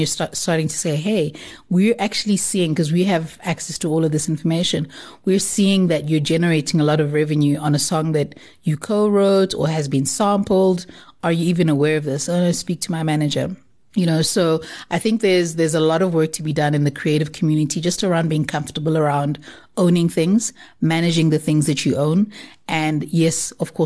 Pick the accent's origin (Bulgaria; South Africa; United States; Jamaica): South Africa; Durban, KwaZulu-Natal; I'm originally from Durban